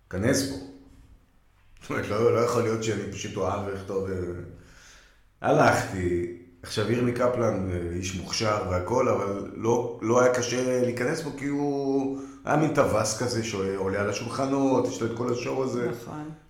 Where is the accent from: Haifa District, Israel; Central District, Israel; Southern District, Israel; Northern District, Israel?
Haifa District, Israel; Haifa; גדלתי בנווה שאנן בחיפה, שכונה, מעמד בינוני, אשכנזי, קלאסי